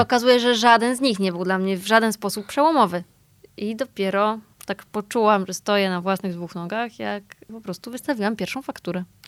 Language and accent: Polish; Poland; ja się urodziłam i wychowałam w takim typowo polskim domu